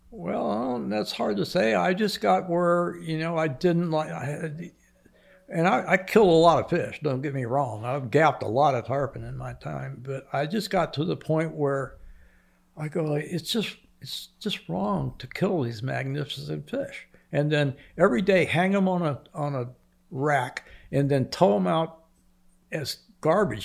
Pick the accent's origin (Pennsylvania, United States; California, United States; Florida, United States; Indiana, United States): Florida, United States; Islamorada; I grew up in, on Lower Matacumbie